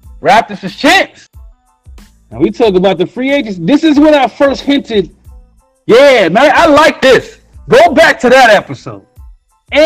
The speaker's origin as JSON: {"language": "English", "town": "New York City", "region": "New York", "country": "United States", "said": "I'm from Brooklyn"}